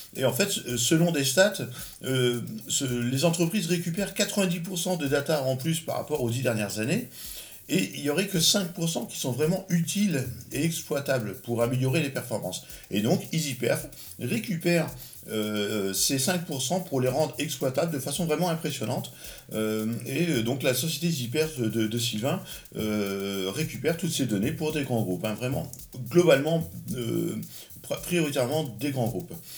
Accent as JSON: {"language": "French", "region": "Normandy", "country": "France", "said": "je suis normand"}